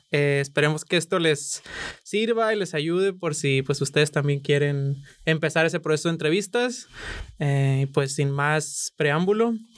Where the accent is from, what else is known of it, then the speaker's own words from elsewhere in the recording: Sinaloa, Mexico; yo soy de Sinaloa